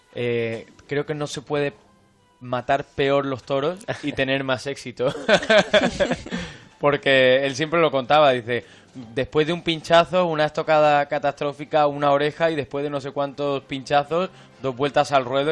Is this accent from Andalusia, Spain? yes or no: yes; Córdoba, Andalusia, Spain; Yo nací y crecí en Córdoba